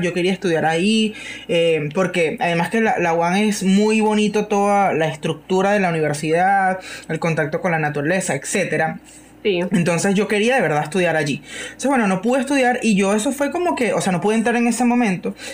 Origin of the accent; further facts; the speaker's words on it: Guacara, Carabobo, Venezuela; aquí en, en, Guacara, yo soy de Guacara